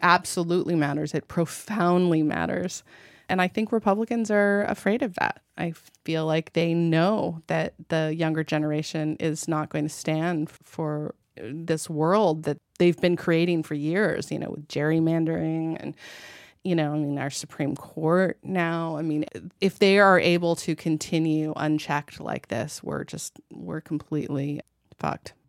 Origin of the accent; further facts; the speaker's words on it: United States; moved away as an adult; also born or lived in France; I grew up in America